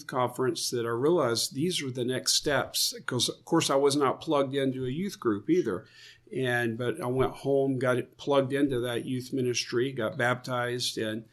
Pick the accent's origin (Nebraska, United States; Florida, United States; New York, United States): Florida, United States; moved away as an adult; also born or lived in Texas / Portland; I grew up in Florida, went to college in Florida, met my wife in college in Florida